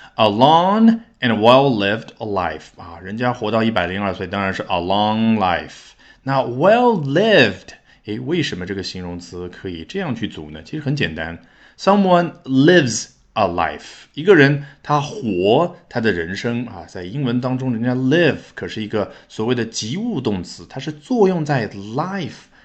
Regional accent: China; 这样我们中国人更加理解，对不对？

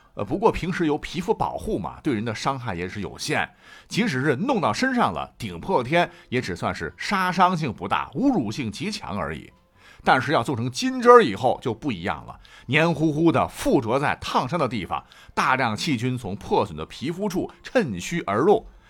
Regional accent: Shandong, China; 我们山东人

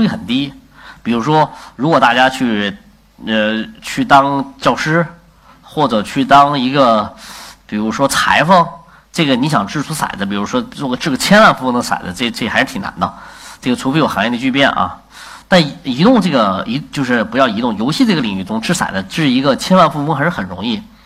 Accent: China; 我们作为中国人老师被国外的文化所侵略

